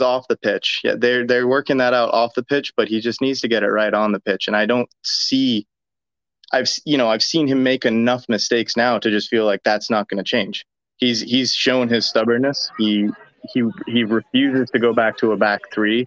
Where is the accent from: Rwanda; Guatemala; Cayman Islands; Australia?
Cayman Islands; now in Woburn, United States; I'm sitting just outside of Boston, in Woburn, but I'm from the Cayman Islands, though